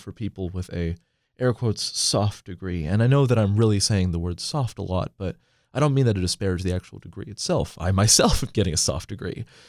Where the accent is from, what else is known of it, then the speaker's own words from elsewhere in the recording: Portland, Oregon, United States; moved away; I'm from Portland, Oregon originally